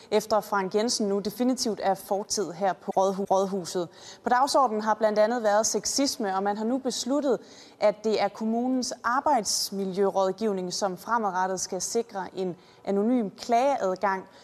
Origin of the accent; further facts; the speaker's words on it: Copenhagen, Capital Region of Denmark, Denmark; Men jeg er også københavner med stort K, og jeg føler på mange måder, at jeg har været med til at præge udviklingen i København i de senere år